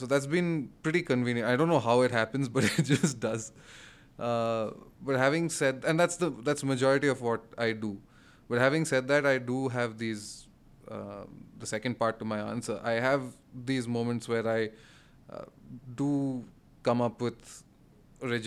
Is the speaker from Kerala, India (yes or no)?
no; Kolkata, West Bengal, India; moved away as an adult; now in Bangalore, India; I was born and brought up in Calcutta